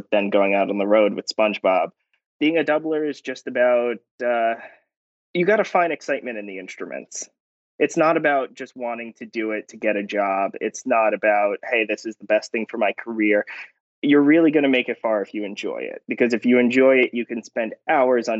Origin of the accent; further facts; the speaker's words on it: New York City, New York, United States; I'm from Brooklyn, New York, originally